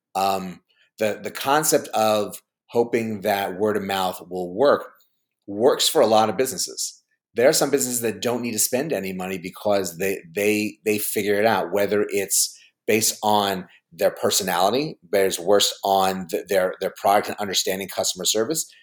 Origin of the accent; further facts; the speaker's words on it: New York, United States; I grew up in New York